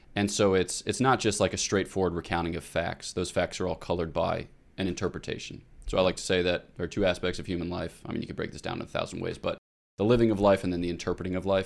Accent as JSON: {"language": "English", "town": "Newtown", "region": "Pennsylvania", "country": "United States", "said": "I'm from Newtown, Pennsylvania, which is thirty-five minutes northeast of Philadelphia"}